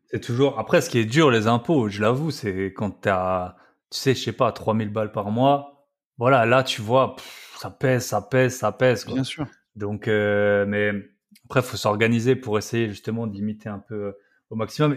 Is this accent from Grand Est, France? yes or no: yes; Alsace, Grand Est, France; accent: Alsatian; moved away as an adult; j'adore rentrer en France. Et, euh, et surtout en Alsace, voilà, c'est pour ça que, que j'ai l'accent